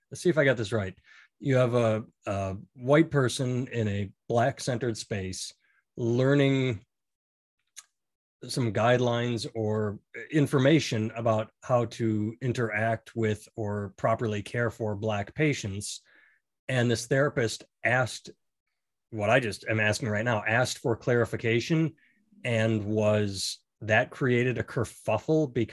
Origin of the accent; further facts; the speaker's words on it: United States; I'm American.